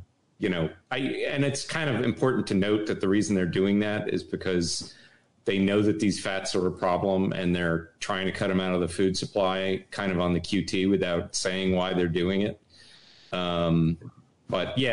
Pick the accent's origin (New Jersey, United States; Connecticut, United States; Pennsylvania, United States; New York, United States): Connecticut, United States; I grew up in Connecticut